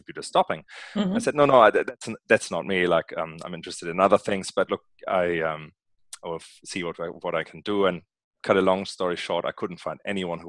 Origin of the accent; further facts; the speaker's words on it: Northern Germany, Germany; accent: German; English is a second language; moved away; you might have spotted an accent, and my accent comes from Germany, Northern Germany to be precise